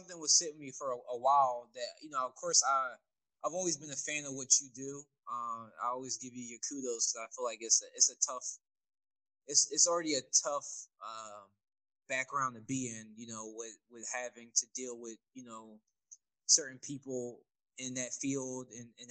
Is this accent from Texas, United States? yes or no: no; Philadelphia, Pennsylvania, United States; also born or lived in Upper Darby; I'm from Philadelphia because I've lived in more places than Waldo